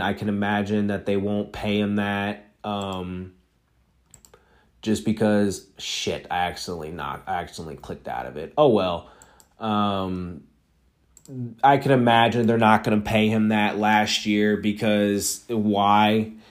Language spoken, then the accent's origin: English; Missouri side, United States; I'm not from Kansas. I am from the Missouri side